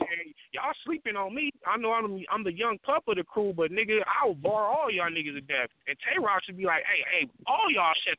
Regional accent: the West, West Coast, United States; I'm from the West

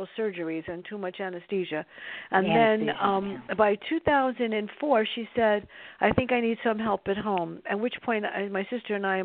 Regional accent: New York City, New York, United States; My sister and I grew up in the South Bronx

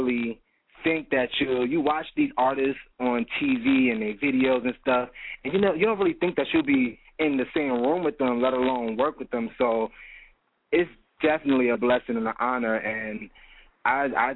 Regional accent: New York City, New York, United States; growing up in Jamcia Queens, I took dance

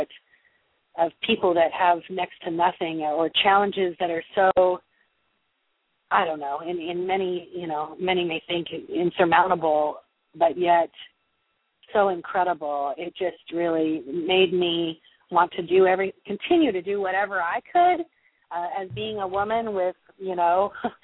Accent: California, United States; I was born and raised in California

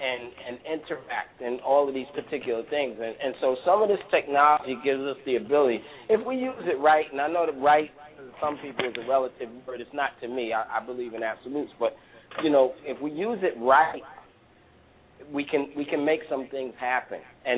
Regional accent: United States; I'm an American. I was born here. I love what I am, and I love being in this country

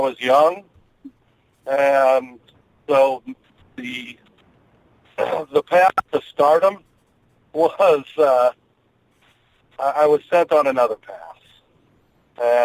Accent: St. Louis, Missouri, United States; born and raised in St. Louis, Missouri, actually sitting in St. Louis, Missouri traffic right now as we speak

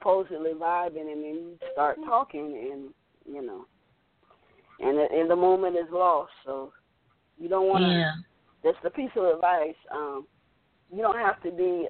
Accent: Orlando, Florida, United States; also born or lived in Tallahassee; I am from Orlando

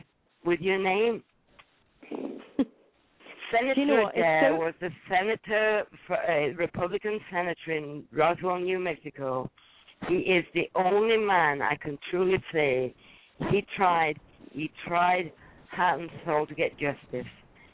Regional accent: Wakefield, Yorkshire and the Humber, United Kingdom; moved away as an adult; now in United States; Close to my hometown, I'm from Wakefield.

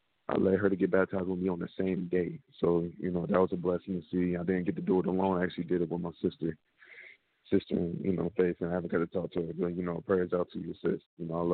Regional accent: Dayton, Ohio, United States; born or raised there

